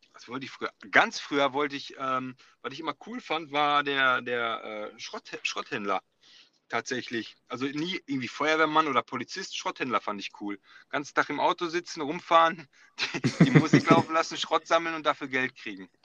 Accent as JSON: {"language": "German", "town": "Bochum", "region": "North Rhine-Westphalia", "country": "Germany", "tie": "born or raised there", "said": "ich bin in Bochum geboren, Bochum-Wattenscheid"}